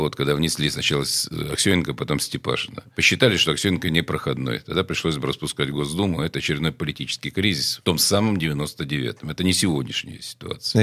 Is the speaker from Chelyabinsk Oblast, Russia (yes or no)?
no; Saint Petersburg, Russia; also born or lived in Port Arthur; Я тогда возглавлял спецслужбу моего родного города